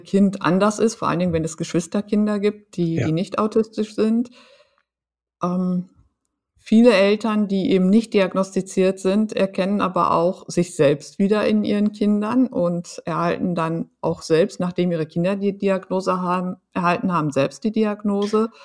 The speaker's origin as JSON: {"language": "German", "area": "Emsland", "region": "Lower Saxony", "country": "Germany", "tie": "born or raised there", "said": "ich bin äh, auf dem Land groß geworden, im mhm. Emsland"}